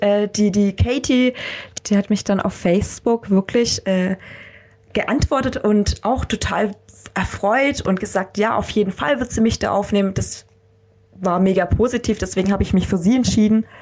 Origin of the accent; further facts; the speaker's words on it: Germany; wir Deutschen